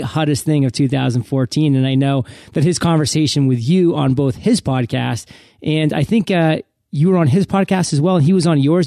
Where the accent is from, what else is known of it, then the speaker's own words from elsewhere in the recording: Maine, United States; now in San Diego, United States; being from Maine